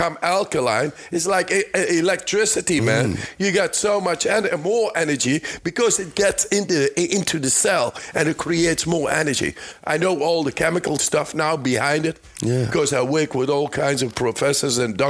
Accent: Netherlands; I'm from the Netherlands

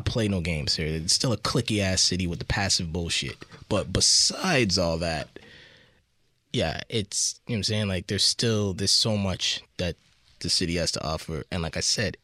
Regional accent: Toronto, Ontario, Canada

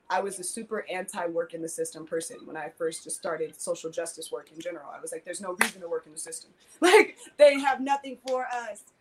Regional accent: Detroit, Michigan, United States; also born or lived in California; growing up in the hood, growing up in Detroit, growing up in California, being a little bit nomadic

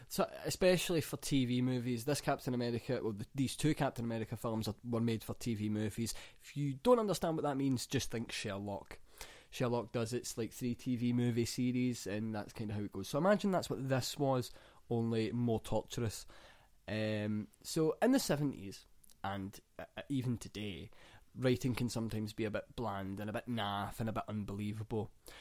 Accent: Scotland, United Kingdom

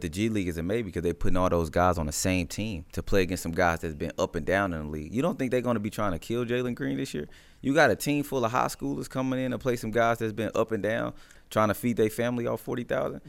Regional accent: Midwest, United States; I'm from the Midwest

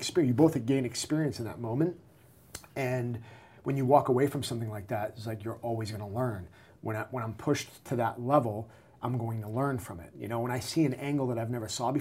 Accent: New England, United States; I'm from New England

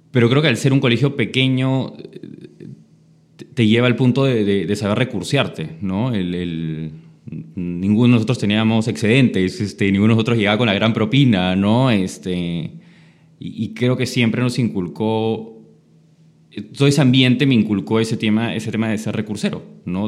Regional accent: Lima, Peru; el colegio lo estudié en San Borja, me crié en San Borja

